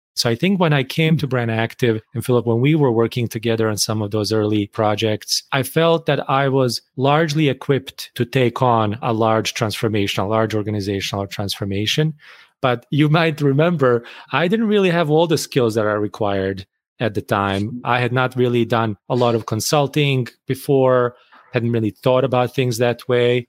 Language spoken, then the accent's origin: English; Bosnia & Herzegovina; moved away as an adult; now in United States; I grew up in Bosnia